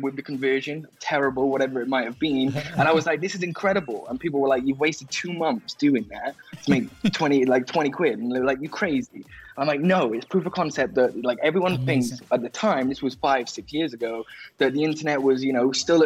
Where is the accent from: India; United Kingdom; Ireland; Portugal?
United Kingdom; Wales; I grew up in Wales in the UK